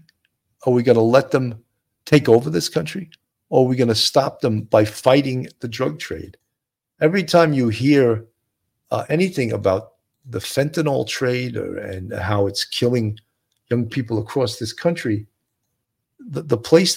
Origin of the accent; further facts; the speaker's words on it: California, United States; from the North County.